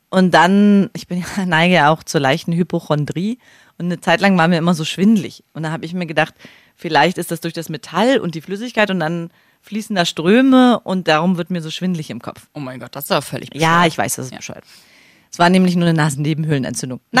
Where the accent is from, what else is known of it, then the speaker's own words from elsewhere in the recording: East Germany, Germany; ich bin ja ein Ossi. Und gleich nach der Wende haben diese Läden überall aufgemacht. Tattoo-Shops, Piercing-Shops. Da bin ich von Greifswald nach Rostock gefahren